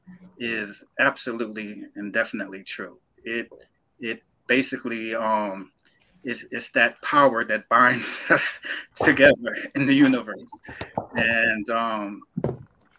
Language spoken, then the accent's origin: English; New York City, New York, United States; I knew these two wonderful individuals growing up in Brooklyn, New York.